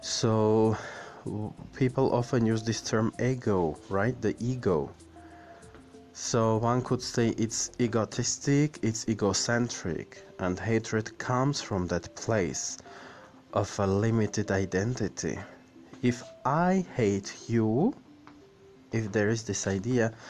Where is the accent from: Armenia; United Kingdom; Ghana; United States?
Armenia; Yerevan; in my hometown, Yerevan